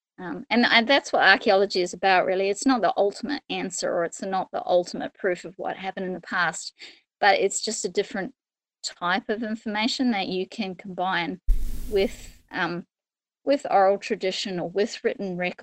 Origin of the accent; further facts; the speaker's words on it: Australia; moved away as an adult; now in New Zealand; I came over from Australia to study at university and never left